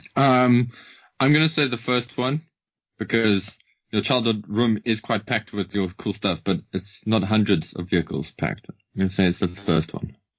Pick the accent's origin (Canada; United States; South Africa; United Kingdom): South Africa; as a South African, as a South African